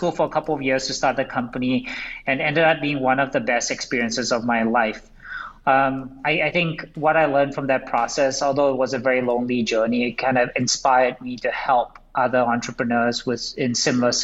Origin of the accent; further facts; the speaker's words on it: Singapore; moved away as an adult; now in United States; I grew up in Singapore.